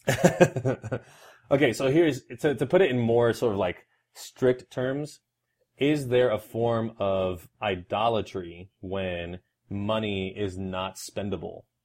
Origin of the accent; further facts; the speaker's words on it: Houston, Texas, United States; I am from Houston, Texas